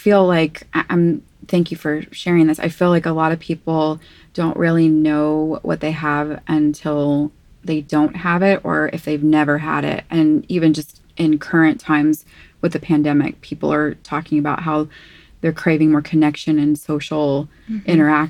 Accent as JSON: {"language": "English", "country": "United States", "tie": "born or raised there", "said": "And I remember, like, being raised as an American, seeing, you know, you can speak to this, being visiting the village"}